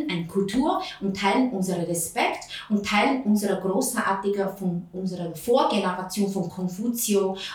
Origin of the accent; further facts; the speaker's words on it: Shanghai, China; German is a second language; moved away; ich bin aus Shanghai. Ich bin geboren in Shanghai